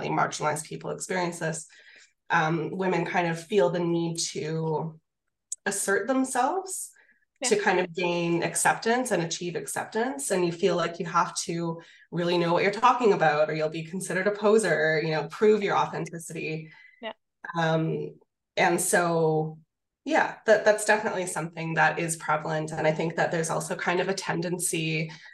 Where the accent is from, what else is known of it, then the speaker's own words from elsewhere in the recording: Canada; I'm Canadian